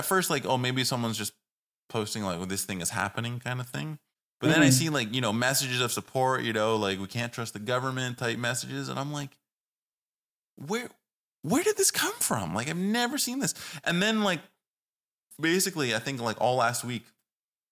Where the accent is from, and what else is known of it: Canada